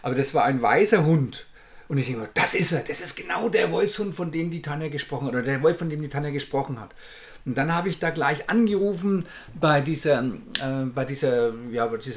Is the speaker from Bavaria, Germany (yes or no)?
yes; Bavaria, Germany; Wir kommen aus Bayern, um Gottes Willen. Und äh, das sind ja 1000 Kilometer eine Richtung